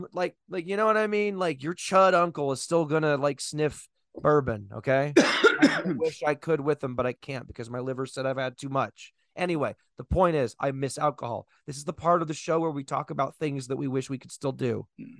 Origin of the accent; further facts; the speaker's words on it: Texas, United States; I think My home state in Texas, this Lou.